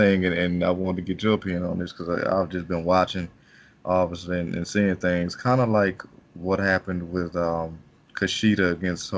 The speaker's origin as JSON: {"language": "English", "country": "United States", "said": "As an American"}